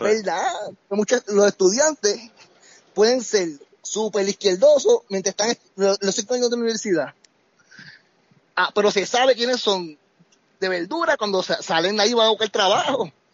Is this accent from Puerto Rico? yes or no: yes; Bayamón, Puerto Rico; moved away as an adult; now in Colorado, United States; yo soy de Bayamón, de la calle Comerío